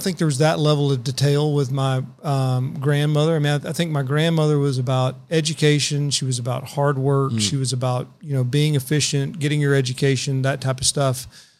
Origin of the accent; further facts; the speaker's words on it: Paris, Île-de-France, France; I didn't know any lawyers growing up in Paris.